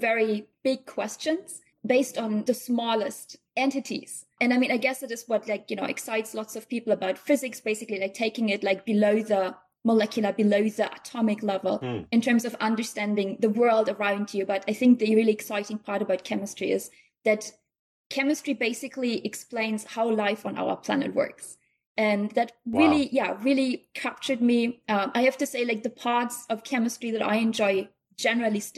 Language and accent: English; Eastern Westphalia, North Rhine-Westphalia, Germany; also born or lived in near Bonn, Germany; now in Chicago, United States; I'm originally from Germany. I was born in like a tiny village close to Bonn, which is the former capital, so it's the western part of Germany